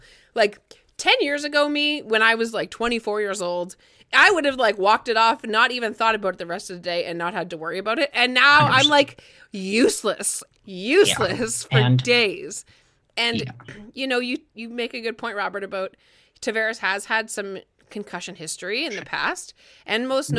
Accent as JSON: {"language": "English", "country": "Ireland", "said": "Listen, I'm Irish. Like, you know, okay, Irish, proudly Irish"}